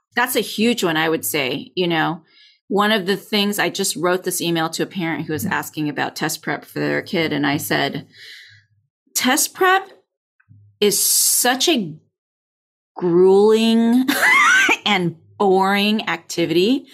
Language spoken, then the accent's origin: English; California, United States; I'm from California